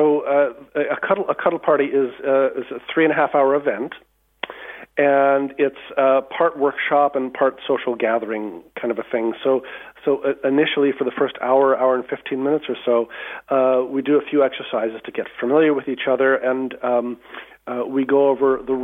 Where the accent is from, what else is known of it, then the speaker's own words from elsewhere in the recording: California, United States; moved away as an adult; now in County Wicklow, Ireland; I'm from California originally